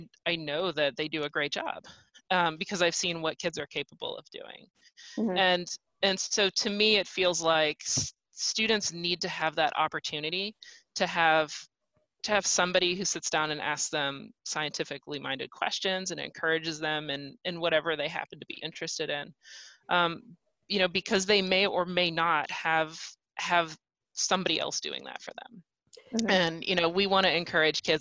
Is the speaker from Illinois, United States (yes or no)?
no; Dayton, Ohio, United States; Dayton's my hometown